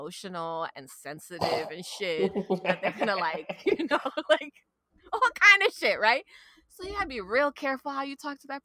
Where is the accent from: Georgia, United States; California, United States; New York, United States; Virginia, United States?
New York, United States; New York City; I got Irish, right? And like, I'm from Brooklyn